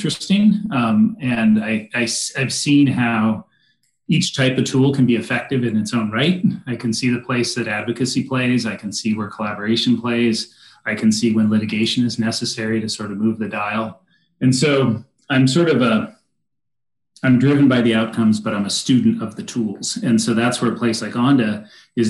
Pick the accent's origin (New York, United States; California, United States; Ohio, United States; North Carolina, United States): California, United States; San Diego; moved away as an adult; also born or lived in Arizona; now in Central Oregon, United States; I grew up down in San Diego